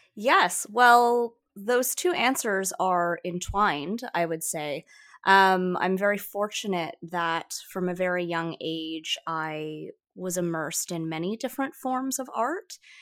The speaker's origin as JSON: {"language": "English", "town": "Toronto", "region": "Ontario", "country": "Canada", "tie": "born or raised there", "first_language": "Mandarin", "second_language": "English", "moved": "as an adult", "lives_now": "Vancouver, Canada", "said": "I was raised in Toronto"}